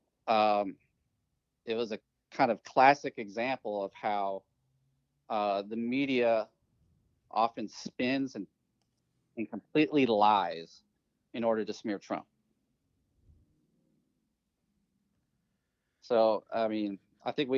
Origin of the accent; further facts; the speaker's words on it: California, United States; I grew up in California